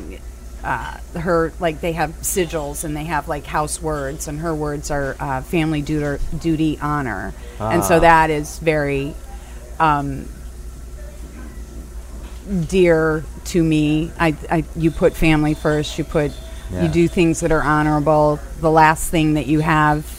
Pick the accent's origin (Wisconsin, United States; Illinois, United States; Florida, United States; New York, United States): Illinois, United States; Downers Grove; I'm from a place called Downers Grove, Chicago